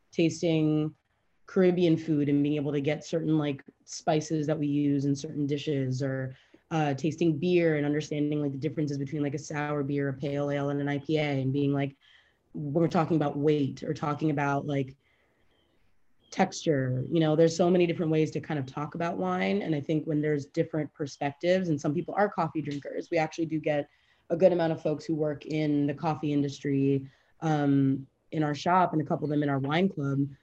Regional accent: Fort Lauderdale, Florida, United States; moved away as an adult; also born or lived in New York City; now in Miami, United States; I grew up in Fort Lauderdale, um, like in the suburbs of Fort Lauderdale

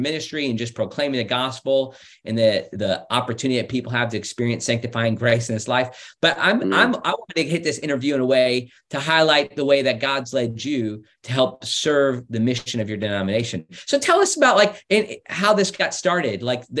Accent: Indiana, United States; also born or lived in Rushville, Indiana / Bloomington, Indiana; I was born in Indiana. I lived in Rushville, Bloomington, and Indianapolis. So I'm an Indiana guy myself.

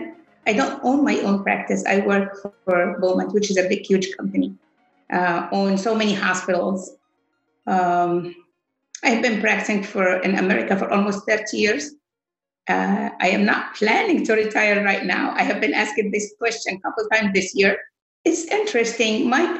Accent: Egypt; moved away as an adult; now in Michigan, United States; I am from Egypt. I studied medicine in Egypt, graduated there, did my residency.

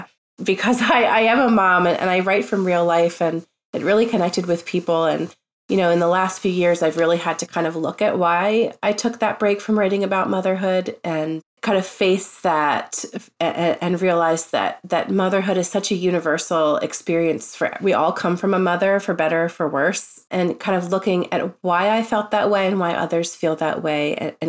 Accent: Tennessee, United States; born there; I was born in Tennessee.

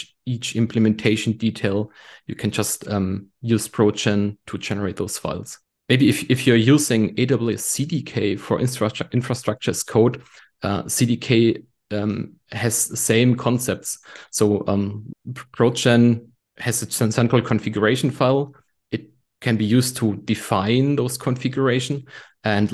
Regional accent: Germany; I'm from Germany.

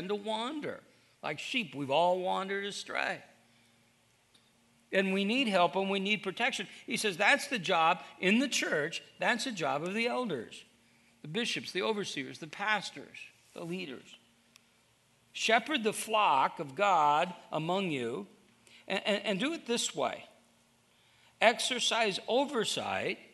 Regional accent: Iowa, United States; I'm from Iowa

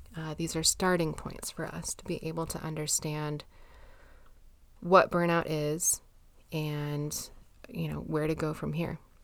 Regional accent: United States; I'm American, grew up in the nineties

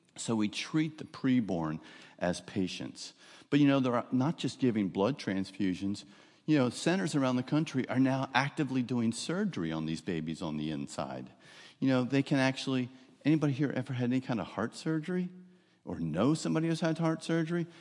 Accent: New Jersey, United States; moved away as an adult; now in Florida, United States; I grew up, I don't know if you'll hear the accent, I grew up in New Jersey. but it was South Jersey

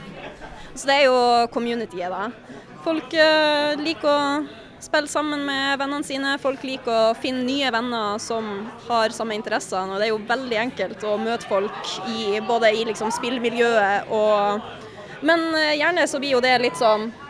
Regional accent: Northern Norway, Norway; now in Oslo, Norway

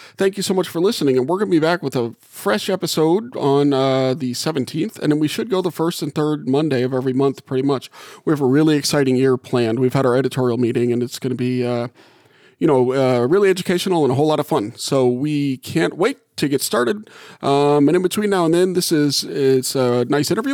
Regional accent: Gulf South, United States; moved away as an adult; now in South Bend, United States; I grew up in the Gulf South and, and just moved here

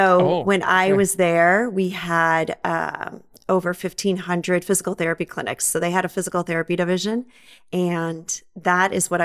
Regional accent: Wisconsin, United States; Well, as you might guess, I'm from Wisconsin.

